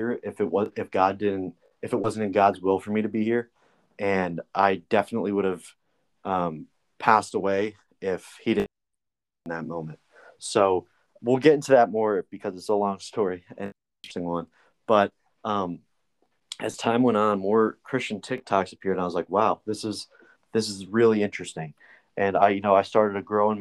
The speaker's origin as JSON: {"language": "English", "region": "New Jersey", "country": "United States", "also_born_or_lived": "Alabama", "moved": "as an adult", "said": "I'm from New Jersey originally. And that's where I am right now"}